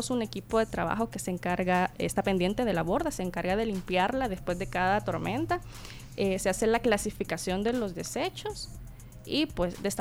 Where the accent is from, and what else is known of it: El Salvador